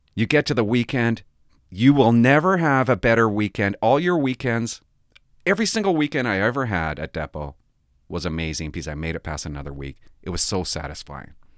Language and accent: English; Port Alberni, British Columbia, Canada; I grew up in Port Alberni. I grew up here